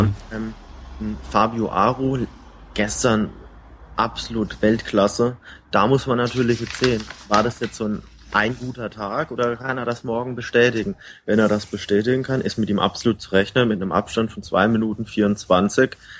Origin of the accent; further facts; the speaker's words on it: Baden-Württemberg, Germany; eigentlich bin ich ein Badener